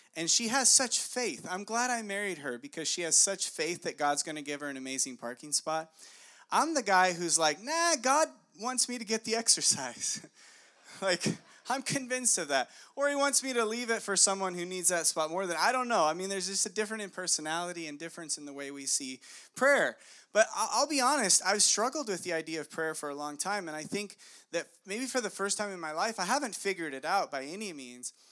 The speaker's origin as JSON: {"language": "English", "town": "Monrovia", "region": "California", "country": "United States", "tie": "born or raised there", "said": "I went to elementary school in Monrovia"}